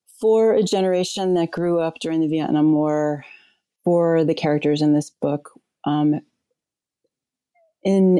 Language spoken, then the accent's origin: English; New Orleans, Louisiana, United States; also born or lived in Winter Park, Florida; At the age of 7, my mother and I moved to New Orleans